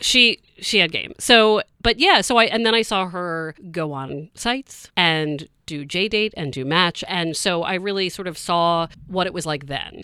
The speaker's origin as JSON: {"language": "English", "region": "Maryland", "country": "United States", "moved": "yes", "lives_now": "Boston, United States", "said": "I'm from Maryland, so I'm not from Boston"}